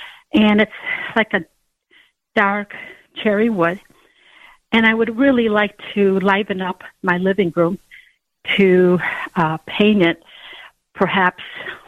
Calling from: Munster, Indiana, United States; And I'm from Munster, Indiana. And I'm a senior citizen

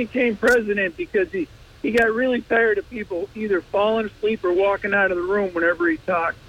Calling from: Binghamton, New York, United States

